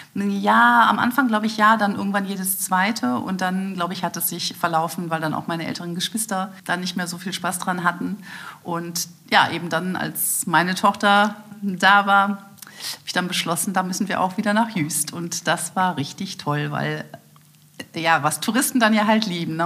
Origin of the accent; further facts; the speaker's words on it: Aachen, North Rhine-Westphalia, Germany; also born or lived in Düsseldorf; geboren wurde ich in Düsseldorf, aber ich habe dort nur die ersten drei Tage meines Lebens verbracht und danach brachten meine Eltern mich nach Aachen, wo meine Familie mittlerweile wohnte und ich betrachte mich als Uraachener als Öschermädchen.